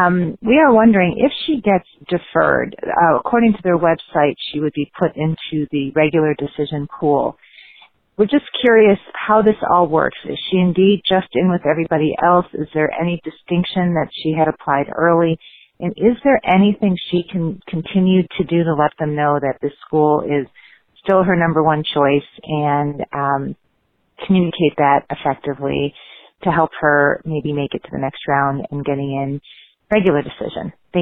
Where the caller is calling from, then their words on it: Chicago, Illinois, United States; I'm calling from Chicago.